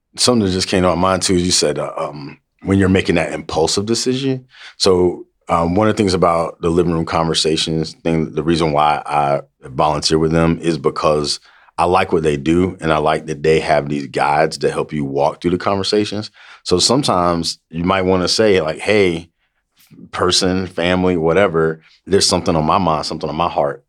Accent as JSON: {"language": "English", "region": "the South", "country": "United States", "said": "we come from the South"}